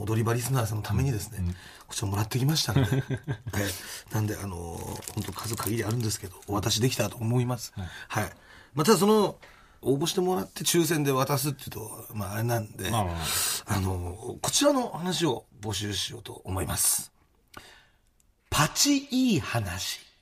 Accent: Asahi, Chiba, Japan; 地元の千葉県の朝日

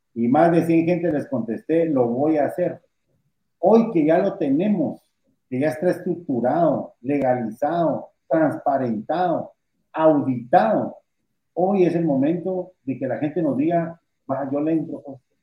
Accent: Guatemala; Yo vivo orgulloso de ser guatemalteco. Yo, yo le digo a la gente, soy más guatemalteco que los frijoles

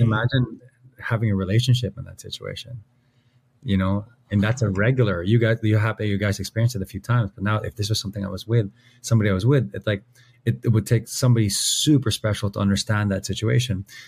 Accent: Philippines; we're Filipino

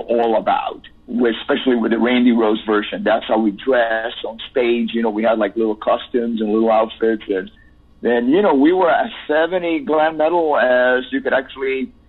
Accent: Cuba; moved away; also born or lived in Miami; I have an accent. Yes, because I'm Cuban

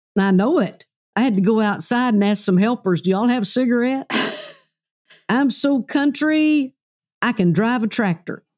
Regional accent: Oklahoma, United States; we're both from the South, I'm from Oklahoma

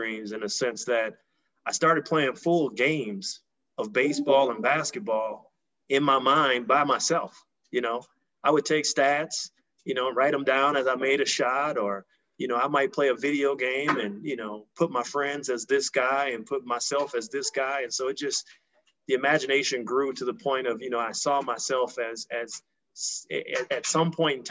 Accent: Milwaukee, Wisconsin, United States; I grew up in Milwaukee, Wisconsin, and was an avid sports fan

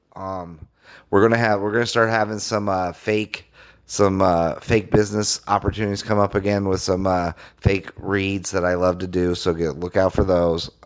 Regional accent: Colorado, United States; I grew up in Colorado

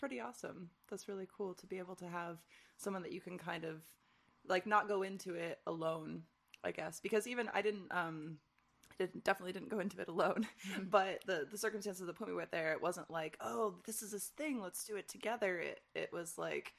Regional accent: Michigan, United States; moved away; growing up in Michigan

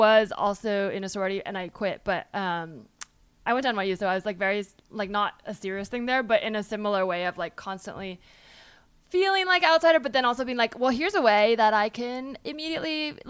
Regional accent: Palo Alto, California, United States; I remember like really wanting to get into Stanford because I was from Palo Alto

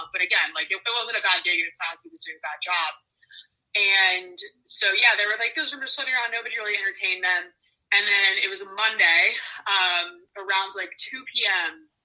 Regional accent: Virginia, United States; moved away as an adult; also born or lived in Pennsylvania / Washington, D.C.; I'm from Virginia originally.

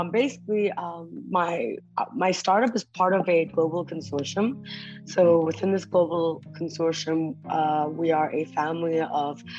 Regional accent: Kuala Lumpur, Malaysia; moved away as an adult; also born or lived in Taipei, Taiwan / United States; now in Vietnam; my parents moved to Malaysia, so that's where I grew up

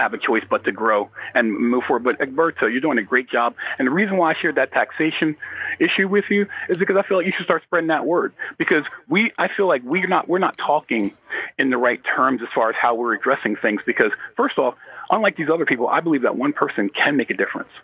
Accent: United States; as a American black

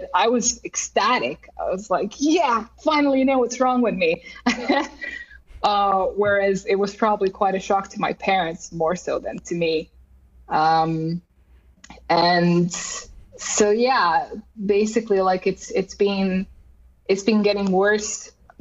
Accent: Croatia; moved away as an adult; now in Finland; I grew up in Croatia as an only child

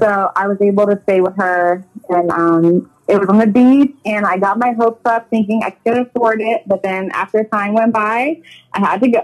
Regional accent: Woodbridge, Virginia, United States; moved away as an adult; now in Los Angeles, United States; born and raised Northern Virginia

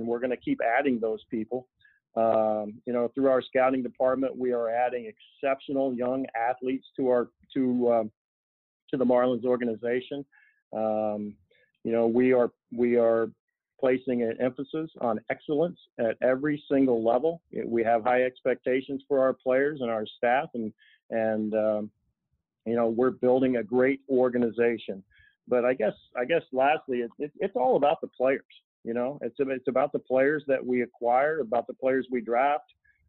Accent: Indiana, United States; We're both from Southern Indiana and met when we were in high school

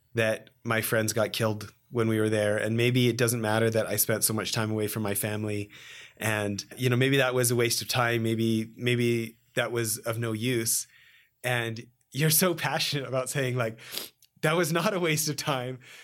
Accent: Canada; moved away as an adult; now in California, United States; I grew up a snowboarder in Canada

